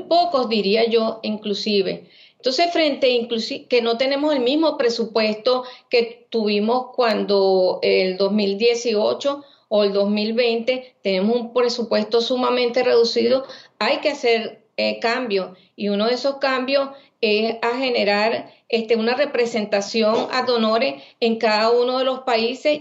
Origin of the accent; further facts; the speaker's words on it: Venezuela; moved away as an adult; soy médico venezolana